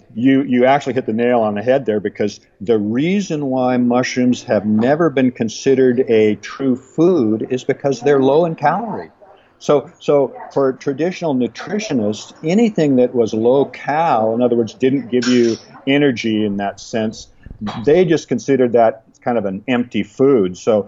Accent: Pacific Northwest, United States; Well, I was born and raised in the Pacific Northwest, and we're evergreen there.

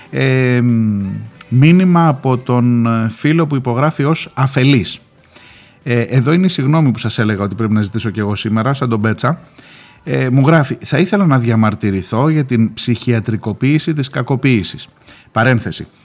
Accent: Rhodes, South Aegean, Greece; Από μικρή στον τουρισμό στη Ρόδο, μεγάλωσα και ζω, ξέρω καλά από μέσα τι σημαίνει τουριστική σεζόν

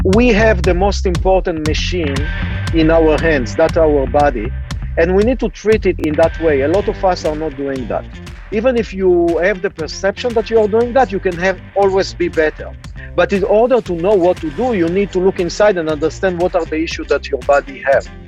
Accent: Israel; moved away as an adult; also born or lived in Cambridge, Massachusetts, United States; I uh, was born and raised in Israel

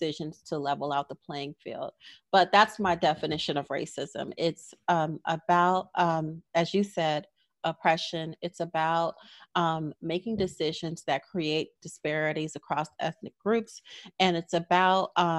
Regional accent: Los Angeles, California, United States; moved away as an adult; I grew up in Los Angeles, and UCLA was down the street

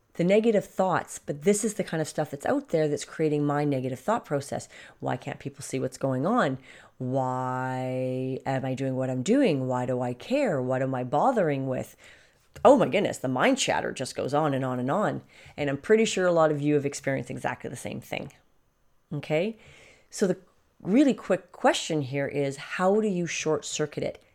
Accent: Canada; in Canada, our prime minister

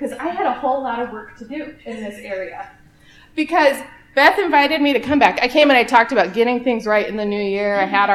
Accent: Omaha, Nebraska, United States; moved away as an adult; now in Lincoln, United States; Born and raised in Omaha.

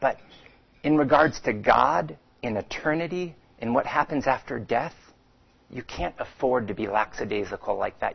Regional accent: Phoenix, Arizona, United States; I grew up swimming in Phoenix at the age of five

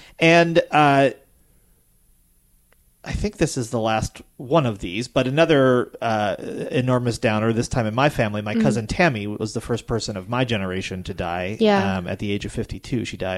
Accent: Lenox, Massachusetts, United States; now in State College, United States; I went up to Lenox, my hometown

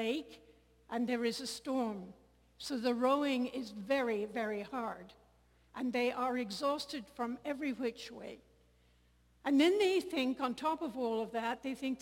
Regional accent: Ireland; I come from Ireland

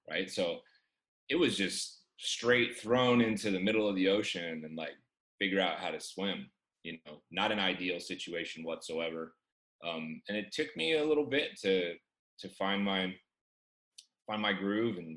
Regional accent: Chico, California, United States; I grew up in Chico, California

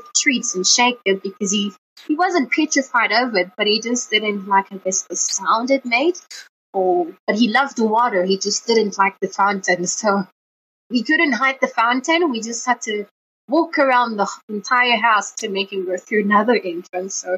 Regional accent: Johannesburg, Gauteng, South Africa; also born or lived in France; I've been in Joburg for quite almost all my life

